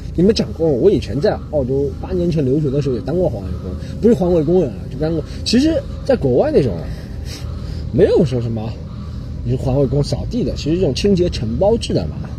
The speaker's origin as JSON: {"language": "Chinese", "country": "China", "also_born_or_lived": "Australia", "moved": "as an adult", "said": "我们中国人是觉得"}